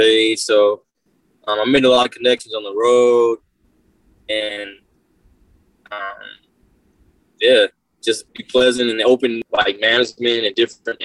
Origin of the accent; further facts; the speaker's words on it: Inglewood, California, United States; I grew up in Inglewood, moved around a little bit, but born and raised